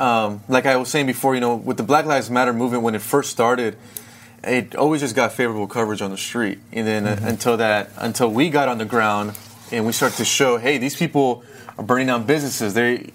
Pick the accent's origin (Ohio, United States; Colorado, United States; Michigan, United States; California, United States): California, United States; Antelope Valley; I started just interviewing all the restaurant owners in my hometown.